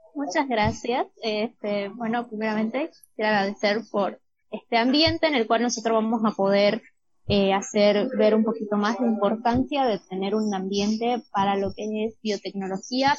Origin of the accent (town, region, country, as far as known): Bolivia